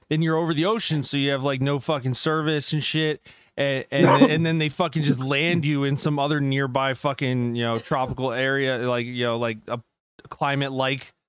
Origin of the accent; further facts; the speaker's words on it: United States; Well, except, I'm, I'm American, but I'm except British.